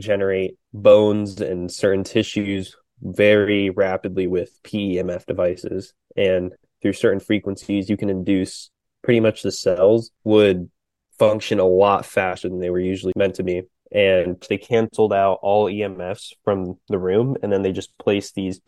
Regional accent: Florida, United States; I am from Florida originally

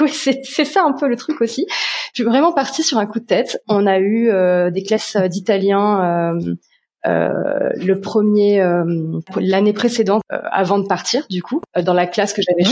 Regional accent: Paris region, Île-de-France, France; moved away as an adult; now in Sweden; je suis originaire de France, euh, région parisienne

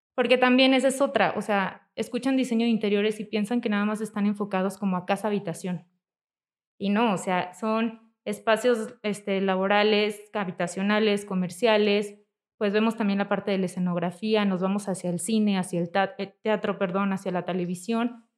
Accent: Zamora, Michoacán, Mexico; moved away as an adult; now in Morelia, Mexico; yo nací aquí en Morelia, pero estuvimos mucho tiempo viviendo en Zamora.

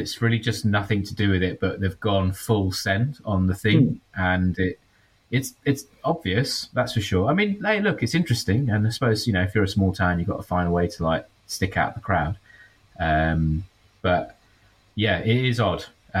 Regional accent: London, United Kingdom; moved away as an adult; now in Wellington, New Zealand; I grew up in London, mate.

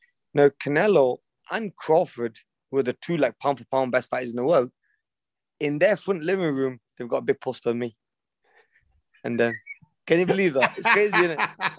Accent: England, United Kingdom; I'm from England

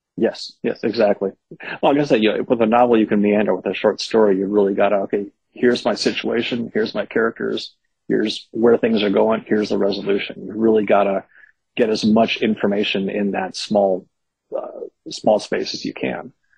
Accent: Berkeley, California, United States; I grew up in Berkeley uh, in the '70s and '80s

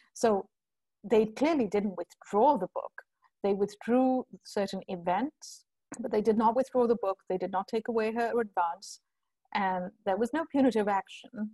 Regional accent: India; moved away; also born or lived in United Kingdom / United States / Europe; I grew up in India, right? And so I grew up with the whole class and caste thing and gender thing.

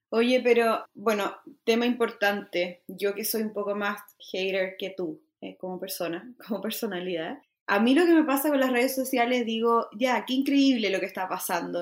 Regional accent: Chile; estoy como muy chilena hoy, hoy y siempre

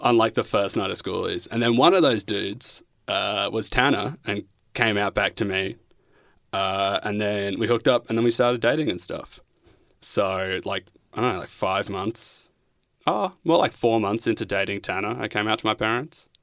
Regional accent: Bendigo, Victoria, Australia; now in Coburg, Australia; I'm from Bendigo. I live in Coburg.

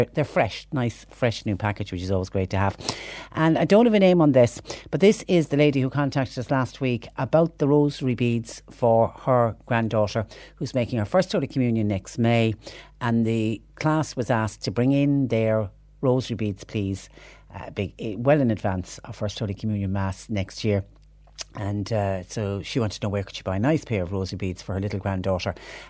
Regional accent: Munster, Ireland; I was born and lived there. And you were always corrected if you said, I'm from West Cork. Someone would jump in immediately and say, it's not West Cork, it's Mid Cork.

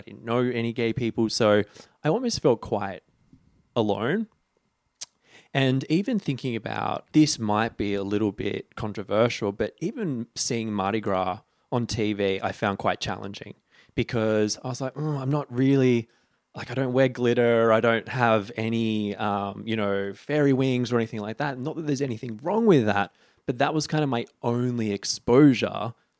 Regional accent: Sydney, New South Wales, Australia; Northern Beaches, Sydney.

